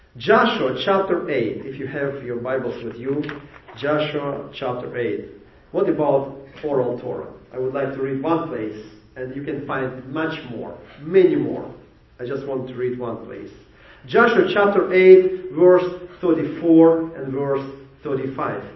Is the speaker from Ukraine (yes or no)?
yes; Ukraine; English is a second language; moved away as an adult; now in Jacksonville, United States; I came from Ukraine.